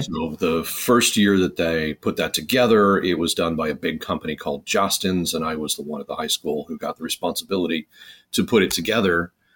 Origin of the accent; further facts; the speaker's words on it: Chicago, Illinois, United States; I was born in Chicago